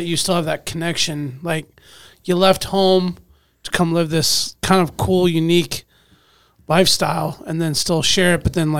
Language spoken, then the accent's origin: English; Alaska, United States; born and raised in Alaska